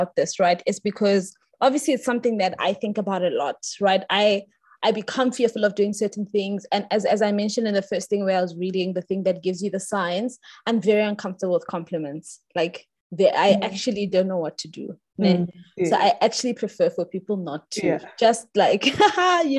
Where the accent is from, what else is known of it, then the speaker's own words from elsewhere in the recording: South Africa; as Black South Africans